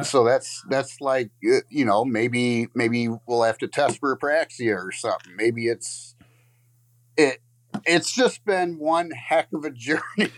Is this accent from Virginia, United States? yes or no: no; Lakeview, Michigan, United States; I'm from Lakeview, Michigan.